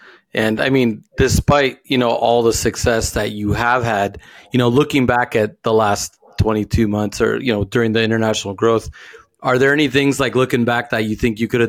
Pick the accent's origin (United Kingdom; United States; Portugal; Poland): Portugal; because I travel and we're from Portugal. And so family in Portugal, I spend time in different places